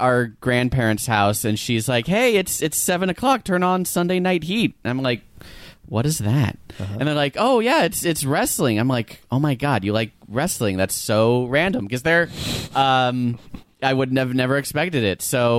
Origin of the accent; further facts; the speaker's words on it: West Hills, California, United States; I'm actually from here originally.